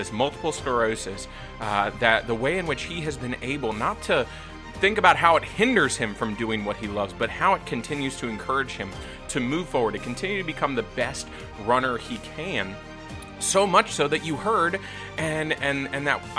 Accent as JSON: {"language": "English", "town": "Virginia Beach", "region": "Virginia", "country": "United States", "tie": "born or raised there", "moved": "as an adult", "said": "I grew up in Virginia Beach back in the early 2000s. I graduated high school in 2007."}